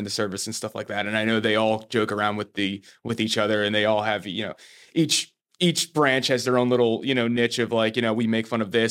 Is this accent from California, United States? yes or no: no; New Jersey, United States; We're from